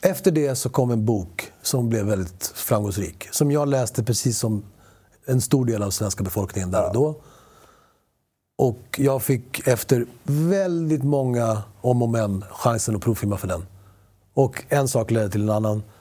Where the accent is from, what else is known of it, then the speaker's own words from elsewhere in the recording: Sweden; first language Spanish; Swedish is a second language; Jag började prata svenska efter jag pratade spanska som barn